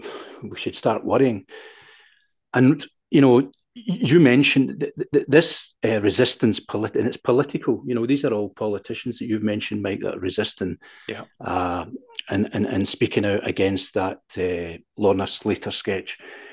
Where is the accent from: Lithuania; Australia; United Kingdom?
United Kingdom; Glasgow, Scotland; I, for one, growing up in Glasgow and my pals at school, we thought they were hilarious